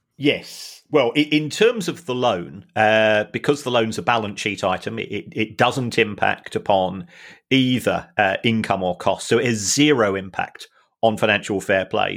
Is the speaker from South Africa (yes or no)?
no; London, United Kingdom; I was born in London.